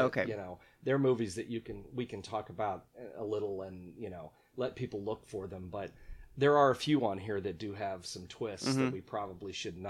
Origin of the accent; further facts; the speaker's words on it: Central Illinois, United States; I grew up in Central Illinois